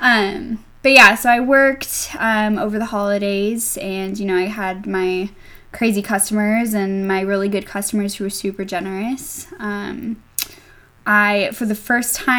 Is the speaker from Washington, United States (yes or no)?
yes; Washington, United States; also born or lived in San Antonio, Texas; now in Pullman, United States; I am originally from Washington State